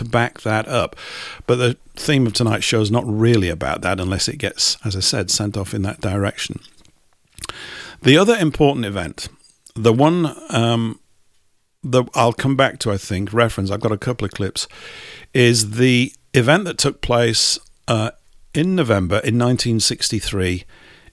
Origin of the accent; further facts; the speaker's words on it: England, United Kingdom; we're English